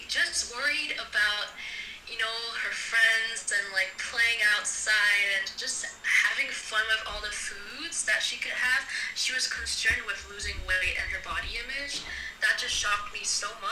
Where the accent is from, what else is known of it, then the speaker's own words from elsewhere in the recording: South Korea; I was raised in Korea